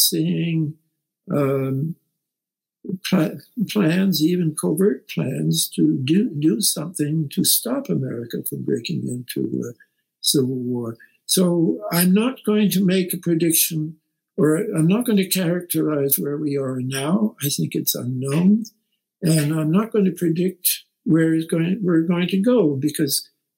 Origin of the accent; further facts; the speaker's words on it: Canada; now in United States; I'm a Canadian